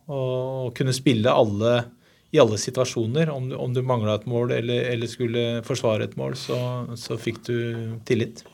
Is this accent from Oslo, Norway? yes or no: yes; Oslo, Norway; jeg er oppvokst på Haugerud, drabantby ikke så langt unna Furuset